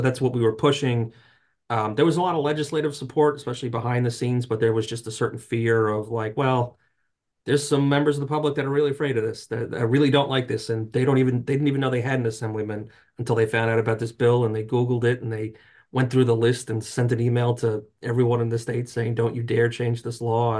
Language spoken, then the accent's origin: English; New Jersey, United States; I grew up in North Jersey